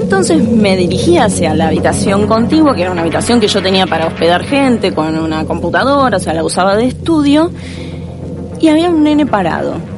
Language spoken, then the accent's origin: Spanish; Mar del Plata, Buenos Aires Province, Argentina; Nací en Capital Federal y a los cinco años me vine a vivir a Mar del Plata